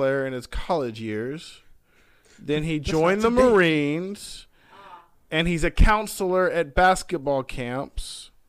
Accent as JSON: {"language": "English", "town": "Homewood", "country": "United States", "tie": "born or raised there", "said": "Like I grew up in Homewood."}